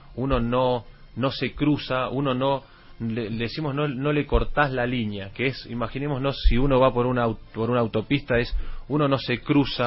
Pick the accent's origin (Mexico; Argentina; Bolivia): Argentina; also born or lived in Valencia, Venezuela; cuando tenía cinco meses me fui a Argentina.